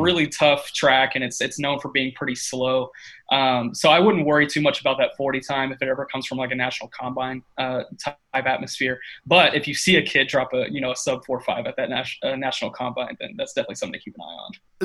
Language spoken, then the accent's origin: English; Tyler, Texas, United States; I'm from Tyler